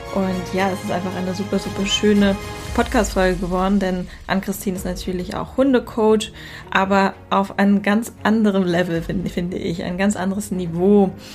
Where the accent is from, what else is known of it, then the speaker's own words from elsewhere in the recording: Hamburg, Germany; ich bin ja selber in Hamburg aufgewachsen